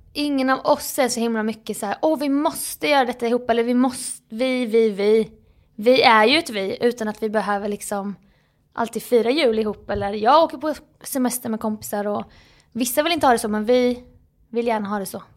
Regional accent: Småland, Sweden; now in Stockholm, Sweden; min småländska näsa

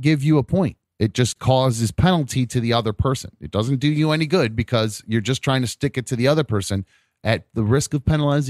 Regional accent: Chagrin Falls, Ohio, United States; It is Chagrin Falls. That is America's hometown, and is what I call my hometown

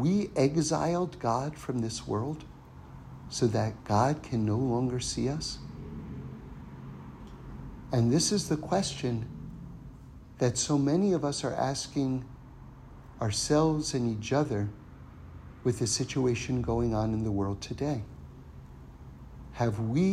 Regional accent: New York City, New York, United States; Now, I grew up in New York City.

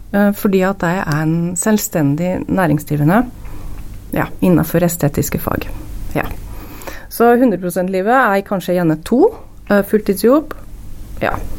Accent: Gausdal, Innlandet, Norway; moved away as an adult; now in Lillehammer, Norway; jeg er fra Gassdal opprinnelig

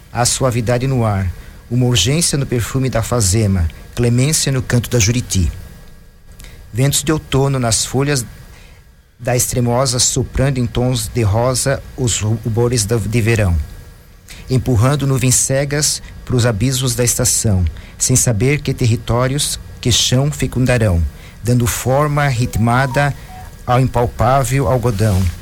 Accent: Joinville, Santa Catarina, Brazil; born there; Sou nascido em Joinville.

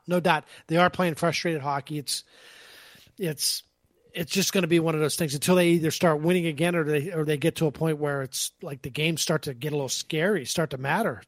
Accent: Pennsylvania, United States; When I was a little kid growing up in Pennsylvania

